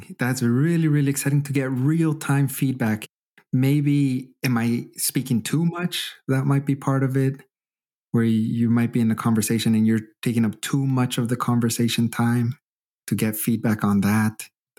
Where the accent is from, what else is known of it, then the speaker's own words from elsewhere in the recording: Canada; now in Germany; But I still, as a Canadian, still get shy sometimes to be very honest with them about certain aspects.